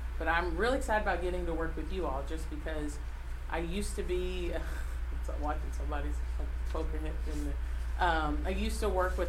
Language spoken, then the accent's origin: English; Paducah, Kentucky, United States; I grew up in Paducah, Kentucky